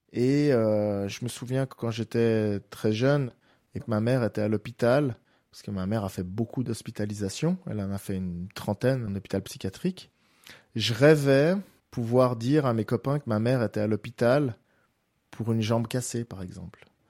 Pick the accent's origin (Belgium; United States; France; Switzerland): Switzerland; Geneva; j'habite Genève, je suis né à Genève.